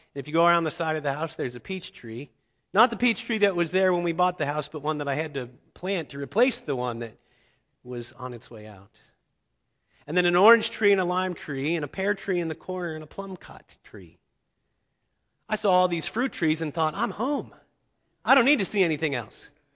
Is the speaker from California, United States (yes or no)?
no; Cincinnati, Ohio, United States; I grew up in Cincinnati, Ohio